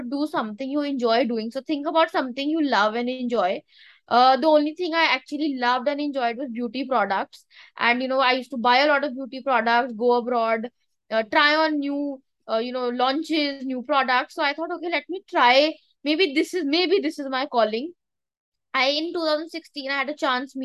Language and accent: English; Dehradun, Uttarakhand, India; Dehradun in my hometown at my factory.